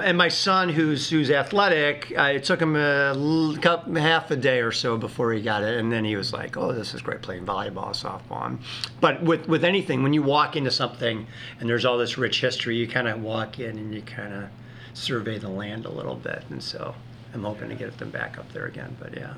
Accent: Northfield, Illinois, United States; I was a competitive kid growing up in Northfield

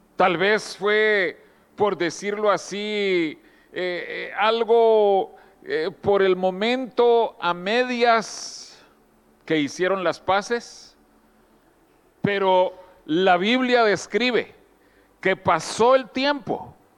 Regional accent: Guatemala; moved away; allá en Guatemala, mi país de origen, años antes de que yo naciera

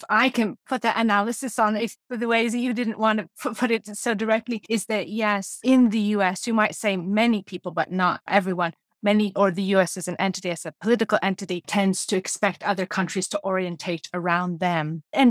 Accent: United States; I was born in America

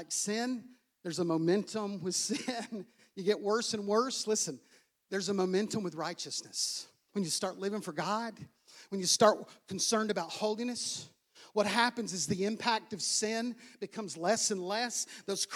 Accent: United States; I'm American.

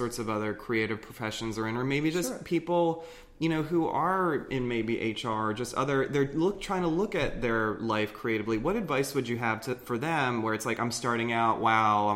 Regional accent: Philadelphia, Pennsylvania, United States; I'm from Philadelphia

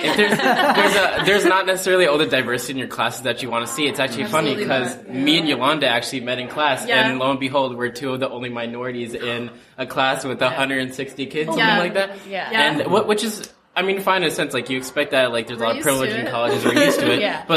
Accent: Ann Arbor, Michigan, United States; I grew up in Ann Arbor

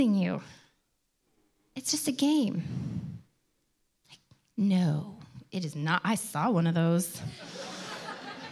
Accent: Detroit, Michigan, United States; I grew up outside of Detroit, a suburb of Detroit.

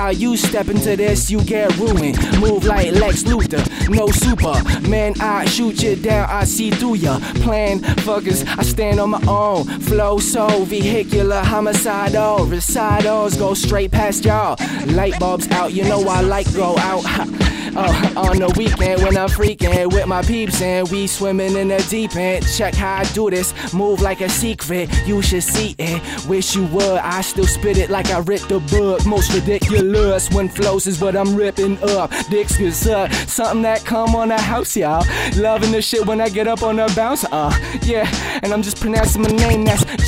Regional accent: Wawa, Ontario, Canada; moved away; Wawa, my hometown where my mom and my little sister live

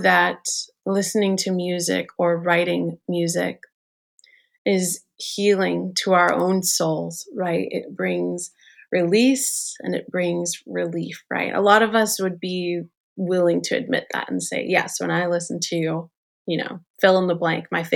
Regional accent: New York City, New York, United States; I'm a New York girl. I'm born and raised in New York

